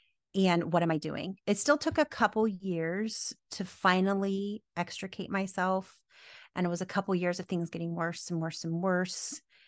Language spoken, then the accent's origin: English; the South, United States; Look, I'm from the South.